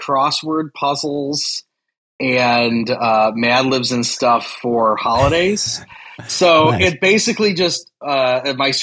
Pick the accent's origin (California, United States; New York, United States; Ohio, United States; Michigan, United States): Ohio, United States; Cleveland; now in Akron, United States; I am originally from the Cleveland area, but when I came back to Ohio, I should live down in Akron right now